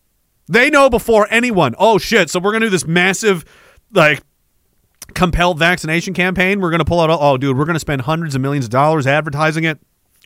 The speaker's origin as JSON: {"language": "English", "region": "Scotland", "country": "United Kingdom", "said": "That's because as a Scot slash Dane, I don't have the like."}